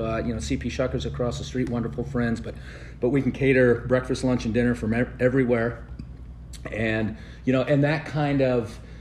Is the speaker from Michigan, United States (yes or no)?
no; just outside of Chicago, Illinois, United States; moved away as an adult; I grew up just outside of Chicago, and I played youth hockey